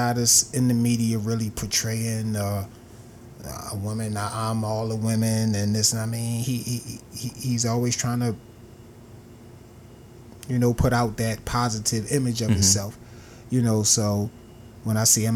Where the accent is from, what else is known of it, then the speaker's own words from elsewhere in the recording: Baltimore, Maryland, United States; Baltimore, where I'm from, my hometown.